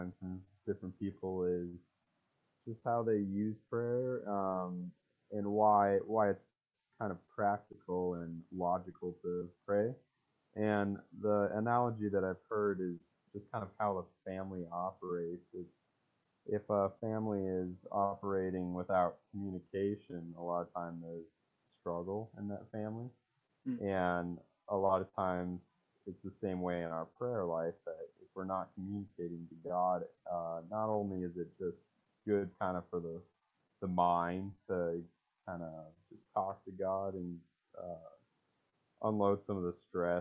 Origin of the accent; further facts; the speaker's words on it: Great Falls, Montana, United States; I'm from Great Falls, Montana.